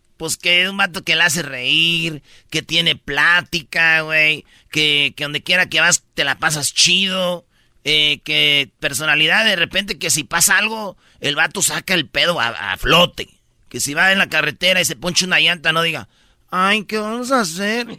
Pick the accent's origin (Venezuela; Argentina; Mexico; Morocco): Mexico; Michoacán; en Michoacán somos buenos todos